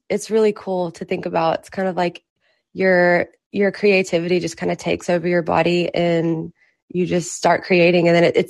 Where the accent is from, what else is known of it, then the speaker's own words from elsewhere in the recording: Mississippi, United States; also born or lived in Los Angeles, United States; now in Nashville, United States; I'm originally from Mississippi, and I moved to LA for about 2 years